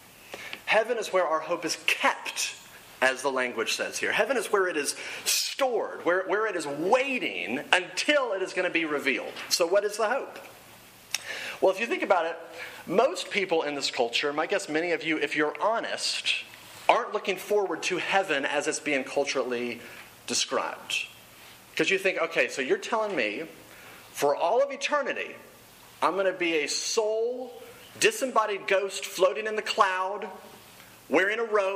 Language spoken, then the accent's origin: English; Dallas, Texas, United States; moved away as an adult; also born or lived in Oklahoma; I grew up in Dallas, Texas, went to school in Oklahoma